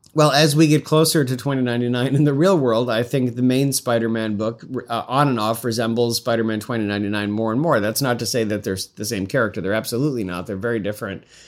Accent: Syracuse, New York, United States; moved away; I'm from Central New York originally. We didn't have, I'm not from, I live, I grew up in Syracuse.

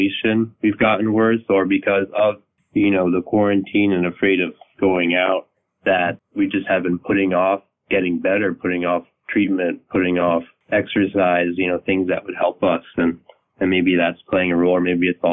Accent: Alexandria, Virginia, United States; I'm a Virginia native. I grew up in Alexandria, Virginia

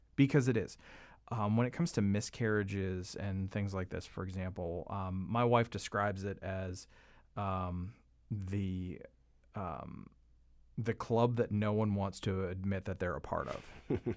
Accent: Canada; now in United States; a Canadian who lives in America

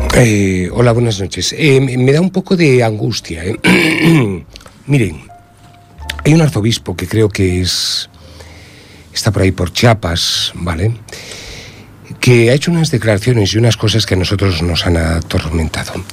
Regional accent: Spain

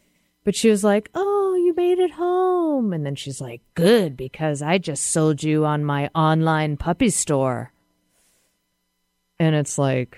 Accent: Massachusetts, United States; now in Seattle, United States; I'm from Massachusetts, born and raised, and live in Seattle, a city that I adore.

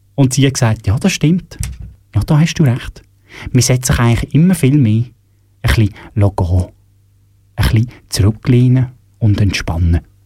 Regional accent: Switzerland; bei uns in der Schweiz

